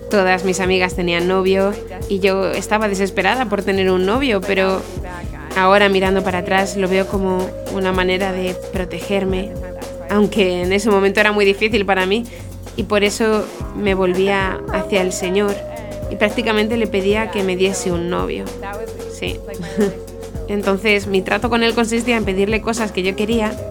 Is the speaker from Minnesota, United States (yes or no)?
yes; Blaine, Minnesota, United States; Spanish is a second language; moved away as an adult; now in Ireland; yo crecí en Minnesota, en un pueblo llamado Blaine. Um, crecí en una familia católica.